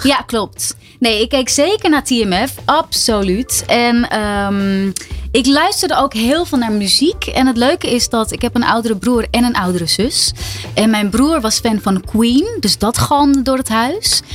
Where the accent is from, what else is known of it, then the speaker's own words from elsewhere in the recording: Ilpendam, North Holland, Netherlands; uit Ilpendam. Waar ik vandaan kom en nog steeds woon.